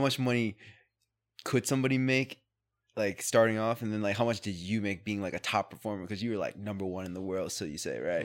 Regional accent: Camden, New Jersey, United States; I was born in Camden

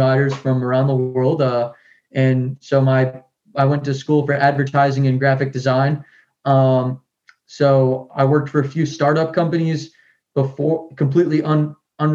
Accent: Peabody, Massachusetts, United States; I grew up in Massachusetts in a small town, suburb, kind of close to Boston, Peabody

